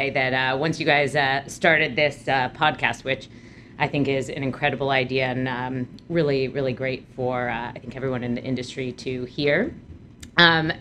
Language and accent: English; Williamstown, Massachusetts, United States; moved away as an adult; also born or lived in Schenectady, New York; now in Brooklyn, New York, United States; I grew up in the super exciting small town in Western Mass called Williamstown, Massachusetts.